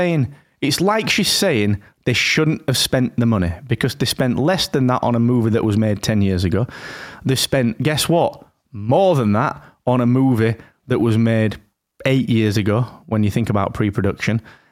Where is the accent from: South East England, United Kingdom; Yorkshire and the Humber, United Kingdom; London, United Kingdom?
Yorkshire and the Humber, United Kingdom; Rotherham; And it's not because I'm from Rotherham.